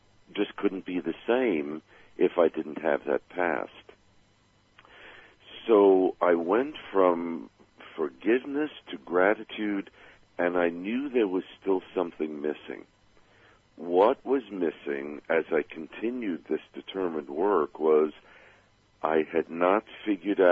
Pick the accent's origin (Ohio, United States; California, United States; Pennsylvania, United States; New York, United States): New York, United States; New York City; I grew up back in Brooklyn, New York, when we still had the Dodgers